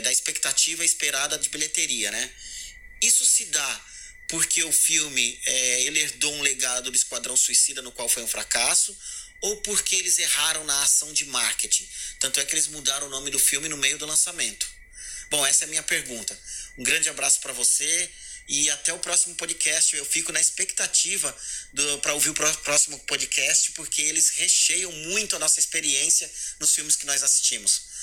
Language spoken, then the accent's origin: Portuguese; Praia Grande, São Paulo, Brazil; sou de Praia Grande